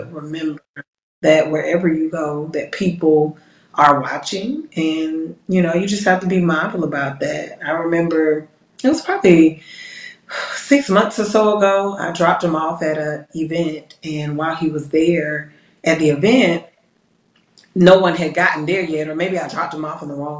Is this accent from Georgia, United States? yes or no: yes; Decatur, Georgia, United States; I'm from a suburb of the metro Atlanta area, Decatur